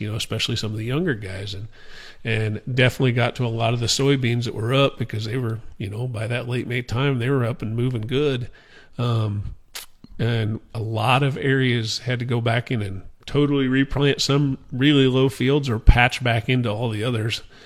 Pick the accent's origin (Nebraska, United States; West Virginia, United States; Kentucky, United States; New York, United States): Nebraska, United States; Guide Rock; I grew up on our, our family farm at Guide Rock, Nebraska